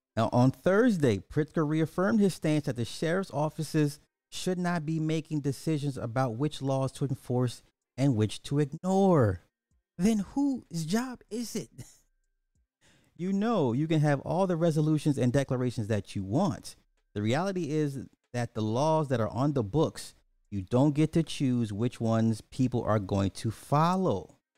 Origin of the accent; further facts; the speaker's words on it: Illinois, United States; my, my home state